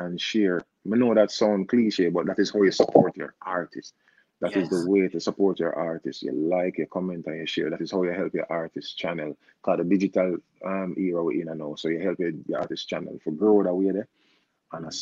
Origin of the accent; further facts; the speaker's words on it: Jamaica; I'm a Jamaican artist